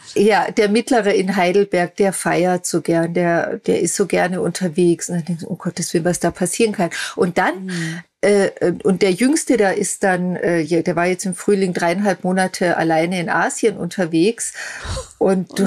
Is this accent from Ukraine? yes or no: no; Austria; moved away; also born or lived in Germany; nach Österreich in meine alte Heimat zu ziehen